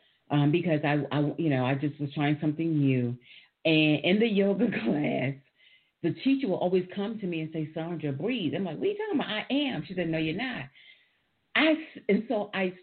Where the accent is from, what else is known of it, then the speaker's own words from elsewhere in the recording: New York City, New York, United States; I'm from New York